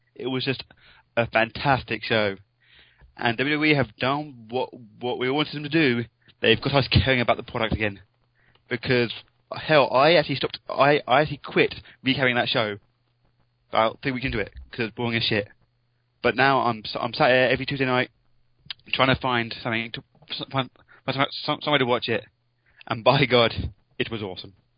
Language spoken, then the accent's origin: English; England, United Kingdom; I'm English